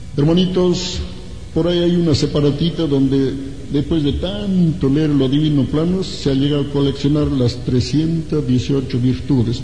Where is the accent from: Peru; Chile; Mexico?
Peru; Ancash; me acuerdo en mi tierra, yo soy de Ancash